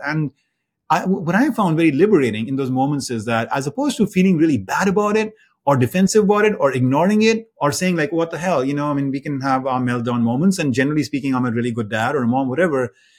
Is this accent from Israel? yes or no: no; India; moved away as an adult; now in United States; I grew up in India and, um, I moved to the United States after, after college